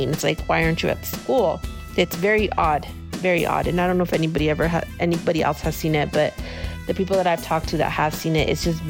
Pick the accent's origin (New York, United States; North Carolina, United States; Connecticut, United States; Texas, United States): Texas, United States; El Paso; I grew up in El Paso, going to Juarez